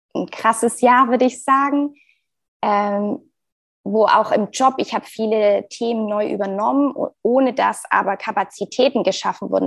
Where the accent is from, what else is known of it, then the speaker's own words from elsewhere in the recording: Frankfurt, Hesse, Germany; ich bin aus Frankfurt, bin liebe Frankfurt